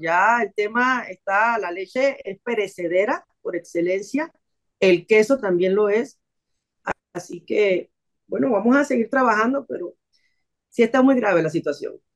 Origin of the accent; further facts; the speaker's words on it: Panama; como panameños